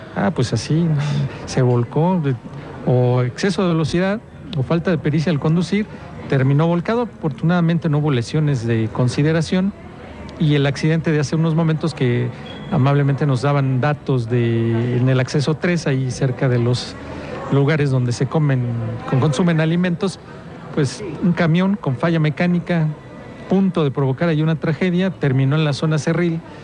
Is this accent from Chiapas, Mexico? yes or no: no; San Juan del Río, Querétaro, Mexico; porque soy de ahí